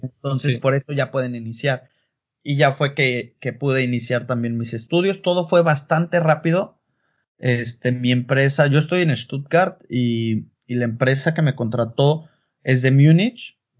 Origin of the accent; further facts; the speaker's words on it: Puerto Vallarta, Jalisco, Mexico; moved away as an adult; also born or lived in Mexico City / Guadalajara; now in Germany; nací, crecí allá, en la Ciudad de México, pero eh, ahora sí que toda mi vida fue en Puerto Vallarta, vengo de la costa